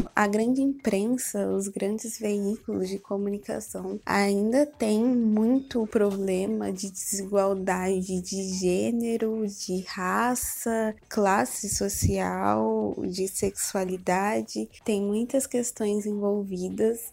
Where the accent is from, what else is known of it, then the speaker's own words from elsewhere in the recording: São Paulo, Brazil; moved away as an adult; now in Rio de Janeiro, Brazil; Eu sou de São Paulo, mas vim para o Rio para estudar